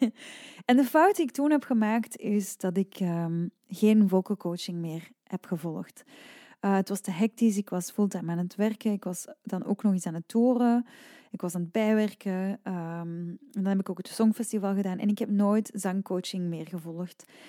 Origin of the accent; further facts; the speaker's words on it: Leuven, Flanders, Belgium; ik ben van Leuven en bijvoorbeeld als ik tien jaar was, dan ging ik naar de lokale academie. En de academie hier in Leuven is enkel klassiek